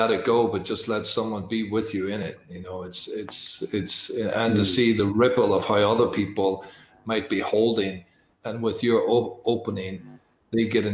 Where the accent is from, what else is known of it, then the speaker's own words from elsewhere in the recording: Northern Ireland, United Kingdom; I'm from Northern Ireland